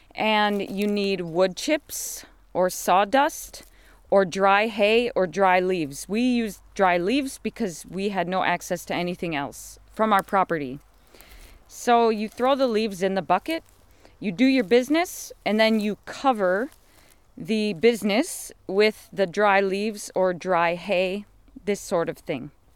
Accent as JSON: {"language": "English", "country": "United States", "also_born_or_lived": "London, United Kingdom", "moved": "as an adult", "said": "I come from America"}